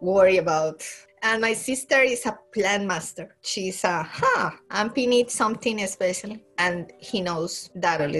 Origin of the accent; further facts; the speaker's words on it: Colombia; English is a second language; moved away as an adult; also born or lived in Cali, Colombia / Bogotá, Colombia; now in Newfoundland, Canada; I'm from Colombia in South America. Originally born in Cali, west of the country, for the Pacific Ocean, really close. But my family moved to the capital